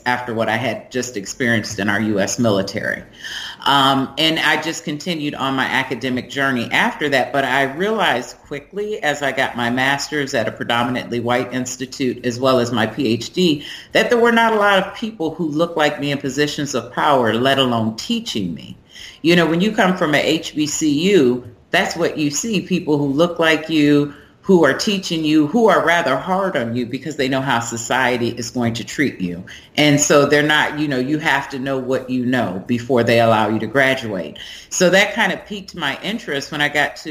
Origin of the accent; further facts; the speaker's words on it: Milwaukee, Wisconsin, United States; moved away as an adult; also born or lived in Richmond, Virginia / Germany; I'm originally from Milwaukee, Wisconsin, and I'm the product of an interracial marriage